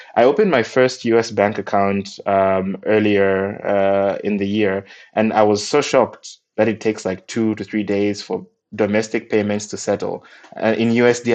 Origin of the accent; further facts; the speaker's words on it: Malawi; I'm from Malawi, and we got our independence uh, from the UK in 1964